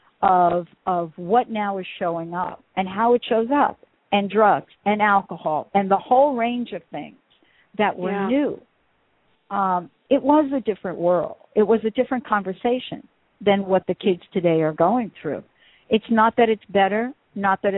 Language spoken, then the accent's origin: English; East Coast, United States; now in Washington, United States; I grew up on the East Coast